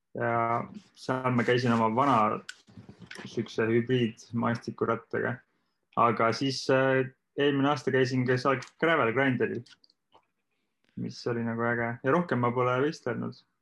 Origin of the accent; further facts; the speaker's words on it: Saare County, Estonia; moved away; ma olen ka Saaremaalt pärit